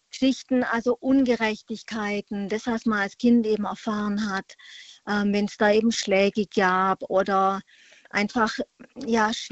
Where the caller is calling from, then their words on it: Freiburg, Baden-Württemberg, Germany; Ich komme aus der Freiburger Ecke.